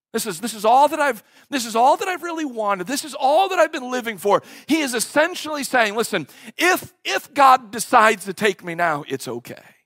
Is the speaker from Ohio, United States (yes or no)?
yes; Cleveland, Ohio, United States; moved away as an adult; also born or lived in Knoxville, Tennessee; I left Cleveland, Ohio, a place that I was born and a place that I was raised